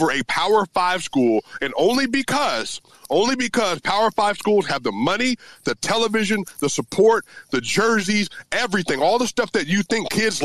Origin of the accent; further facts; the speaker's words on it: Colorado, United States; when I grew up in Colorado, playing in Colorado, was an all-state linebacker